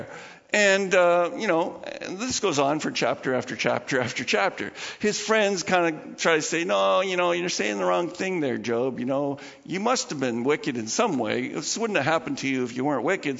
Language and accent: English; Canada; I'm part of Canada. I'm a Canadian.